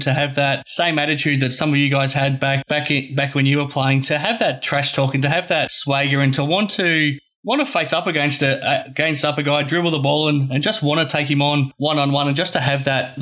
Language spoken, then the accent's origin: English; Geelong, Victoria, Australia; I grew up in Geelong